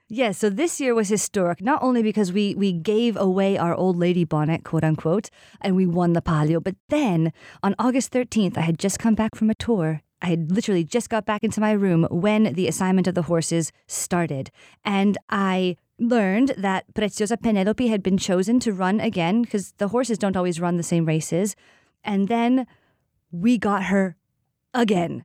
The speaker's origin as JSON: {"language": "English", "country": "United States", "moved": "yes", "lives_now": "Siena, Italy", "said": "I am American"}